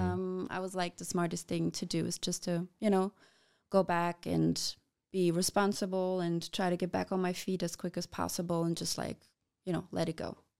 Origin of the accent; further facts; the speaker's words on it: Passau, Bavaria, Germany; now in Fürth, Germany; I was born in Passau